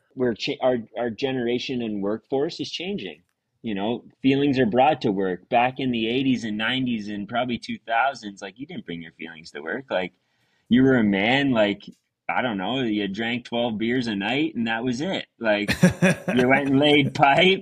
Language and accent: English; Stouffville, Ontario, Canada; I was born and raised in uh, Stouffville, um, small town at the time of growing up